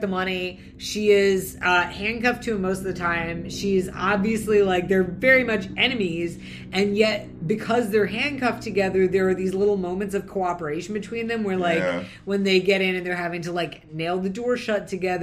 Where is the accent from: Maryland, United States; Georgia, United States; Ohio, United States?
Georgia, United States; growing up in Georgia